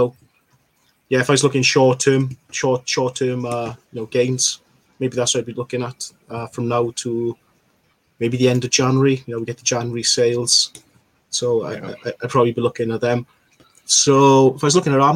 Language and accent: English; Wales, United Kingdom; me being a proud Welshman